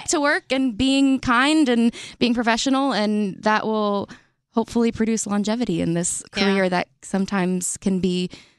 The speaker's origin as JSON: {"language": "English", "region": "the South", "country": "United States", "tie": "born or raised there", "said": "growing up in the South, I played very competitive softball for 10 years."}